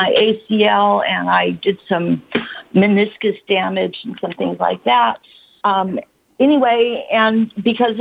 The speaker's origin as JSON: {"language": "English", "region": "California", "country": "United States", "tie": "born or raised there", "also_born_or_lived": "Washington State / Chula Vista / Santa Monica / Redlands, California", "said": "I was born up in Washington State, and then I moved to California when I was about 7, and I've been in Chula Vista, Santa Monica, and now the Redlands is in the Inland Empire"}